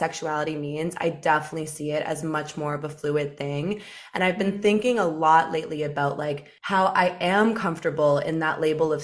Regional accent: London, Ontario, Canada; also born or lived in Toronto; now in Vancouver, Canada; I'm from London, Ontario, which is about 2 hours away from Toronto.

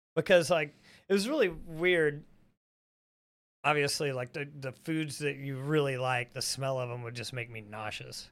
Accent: the South, United States; I think we all grew up, I mean, we're from the South.

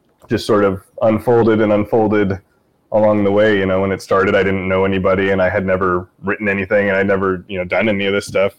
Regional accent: Portland, Pacific Northwest, United States; moved away as an adult; also born or lived in I-5 corridor; I lived in the Northwest for my whole life. I was born in Portland, grew up and down the I-5 corridor

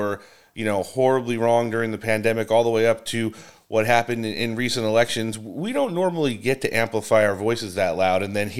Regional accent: Northeast, United States; growing up in the Northeast. I mean, we're pretty much from the same area.

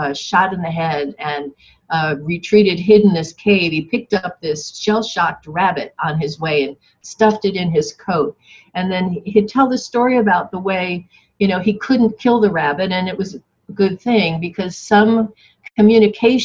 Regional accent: Yonkers, New York, United States; I grew up in Yonkers, New York

